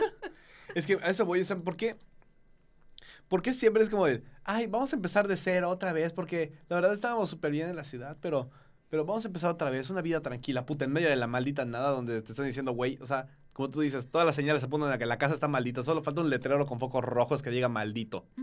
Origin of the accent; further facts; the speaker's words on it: Yucatán, Mexico; todos aquí somos, somos yucatecos, más yucatecos que el panucho y el salbut.